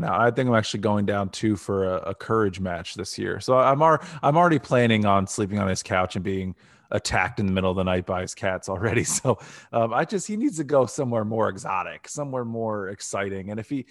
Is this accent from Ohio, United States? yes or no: yes; Canton, Ohio, United States; I grew up in Northeast Ohio. I'm from Canton, Ohio.